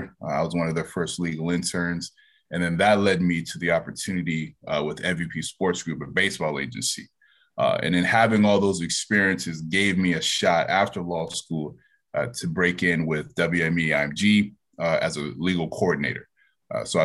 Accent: Central Florida, United States; moved away as an adult; also born or lived in upstate New York; I'm originally from Central Florida

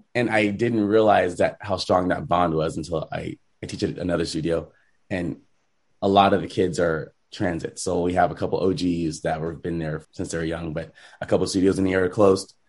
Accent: Rancho Cucamonga, California, United States; I grew up in Rancho Cucamonga, so very kind of diverse area

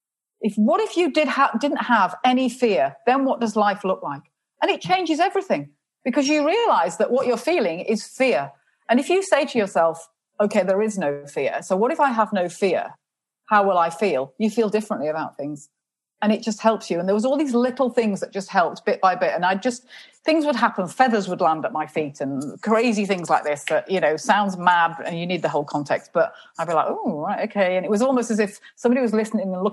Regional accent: England, United Kingdom; And I said, England

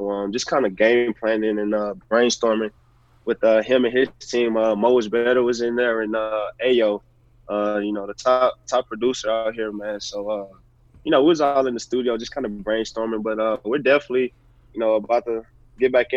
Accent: Houston, Texas, United States; moved away; I was a big T-Mac fan growing up in Houston

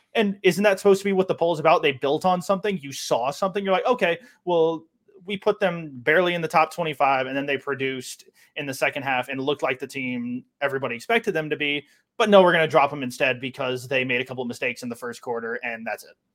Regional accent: North Carolina, United States; I'm from the North Carolina area

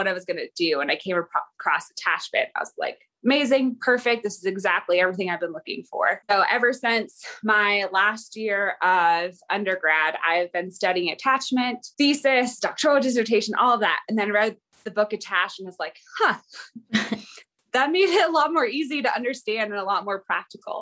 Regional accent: Silverdale, Washington, United States; I'm from Silverdale, Washington

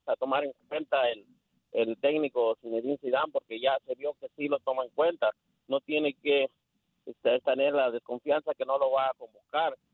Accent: Mexico; yo soy mexicano

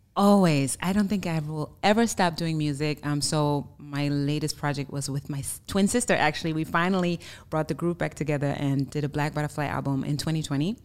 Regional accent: Germany; English is a second language; moved away as an adult; now in United States; I'm originally from Germany, born and raised, so you may hear an accent

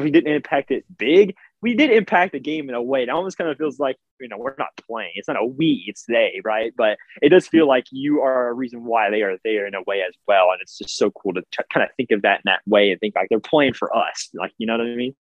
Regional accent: Kentucky, United States; also born or lived in Cincinnati; I was raised throughout my almost my entire life in Kentucky

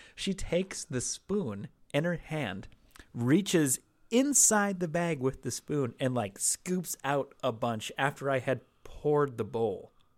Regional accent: Seattle, Washington, United States; now in Los Angeles, United States; growing up in Seattle

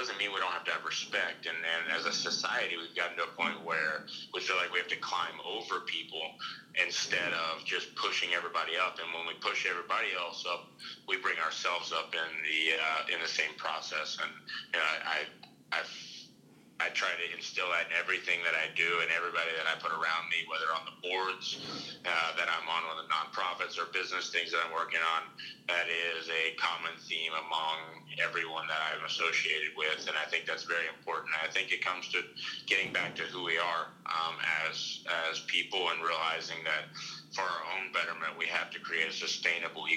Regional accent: United States; I'm an American.

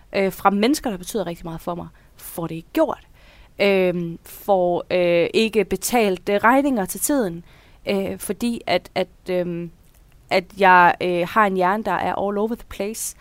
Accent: Denmark; now in Horsens, Denmark; jeg, jeg er jyde

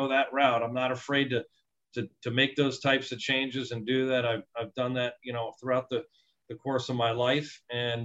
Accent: New Jersey, United States; moved away as an adult; I'm from New Jersey

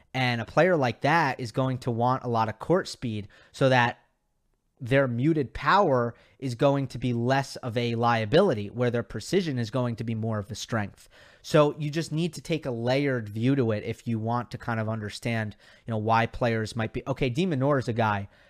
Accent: New York, United States; I grew up in New York

